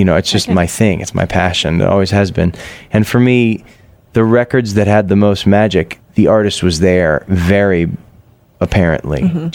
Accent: Massachusetts, United States; now in San Francisco, United States; Growing up in Massachusetts

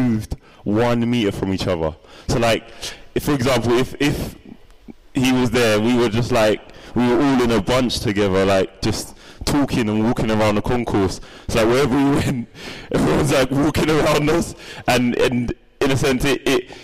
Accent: London, United Kingdom; born or raised there

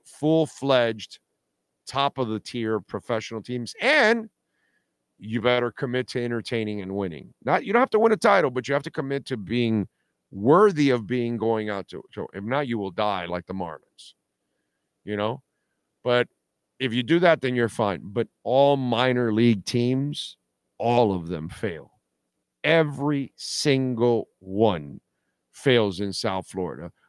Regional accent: Canada; I'm Canadian

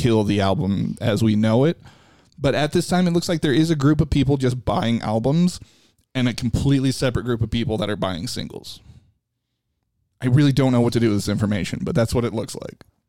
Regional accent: Chicago, Illinois, United States; for me growing up in Chicago, it was all about Sammy Sosa

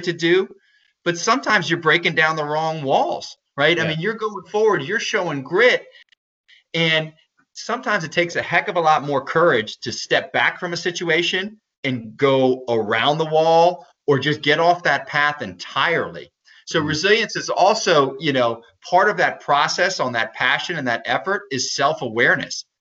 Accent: Maryland, United States; I'm from Maryland, so crabs are a big thing here

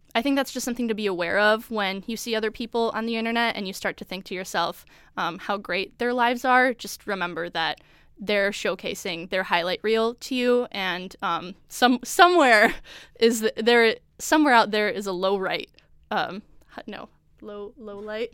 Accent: Chicago suburbs, Illinois, United States; moved away as an adult; I'm from the Chicago suburbs

